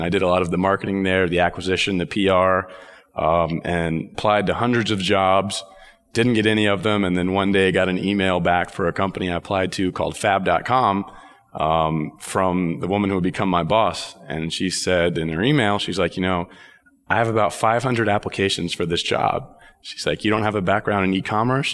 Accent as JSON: {"language": "English", "region": "Texas", "country": "United States", "tie": "born or raised there", "also_born_or_lived": "Dallas", "moved": "yes", "lives_now": "New York, United States", "said": "I was born and raised in Texas"}